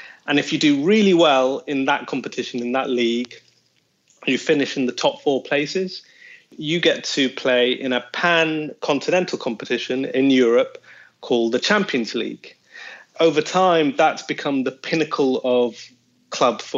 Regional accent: Manchester, North West England, United Kingdom; I was born in Manchester and my whole family are

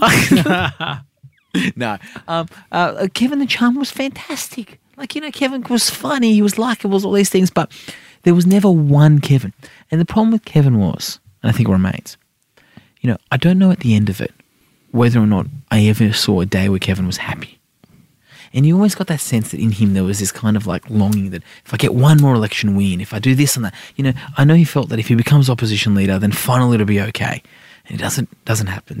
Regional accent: Sydney, New South Wales, Australia; also born or lived in Iran; I'm an inner city wog from Sydney

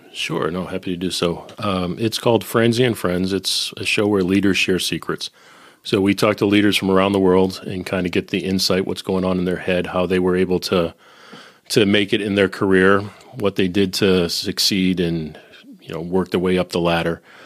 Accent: Boston, Massachusetts, United States; also born or lived in Nashville / Silicon Valley / Northern Kentucky; now in Cincinnati, United States; I'm originally from Boston, living in Cincinnati.

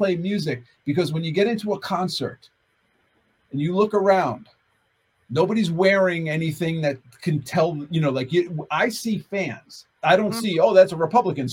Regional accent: United States; I'm an American

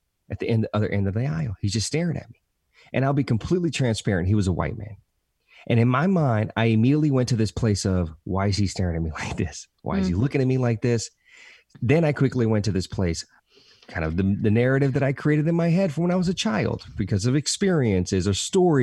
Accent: the South, United States; Hispanic kid, growing up, born and raised in the South

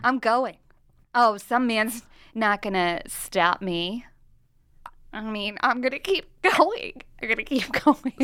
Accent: Nebraska, United States; I am from Nebraska, okay? And I embrace, my attitude is Midwestern wisdom all the time

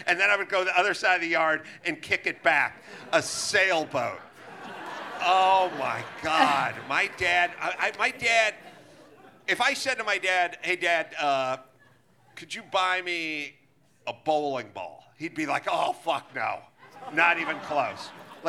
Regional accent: Los Angeles, California, United States; I grew up in North Hollywood.

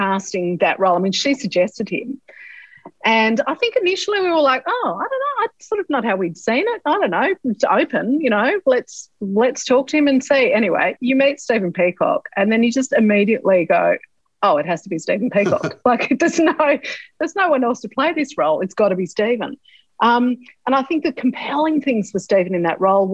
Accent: eastern seaboard, Australia; I'm someone from the Eastern Seaboard.

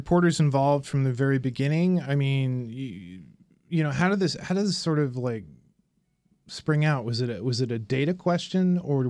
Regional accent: Indianapolis, Indiana, United States; I'm from Indianapolis. I went to grade school like a mile and a half from one of these high murder, high unsolved or unsolved slash not arrested areas.

